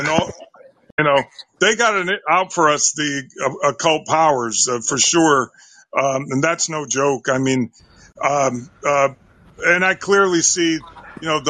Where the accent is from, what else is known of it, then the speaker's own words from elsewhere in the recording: near Bridgeport, Connecticut, United States; also born or lived in Escondido, California / Encinitas, California; growing up in Corrupticut near Bridgeport, you know, Trumbull, Bridgeport, Stratford, where I am now